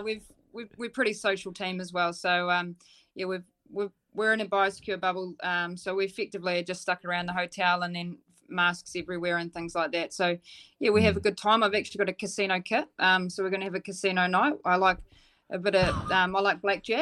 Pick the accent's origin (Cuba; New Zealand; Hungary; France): New Zealand; Dunedin, Otago; I'm from Dunedin